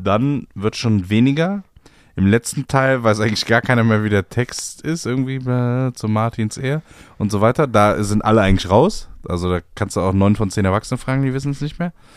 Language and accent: German; Cologne, North Rhine-Westphalia, Germany; ich bin ja im, in der Kölner Südstadt groß geworden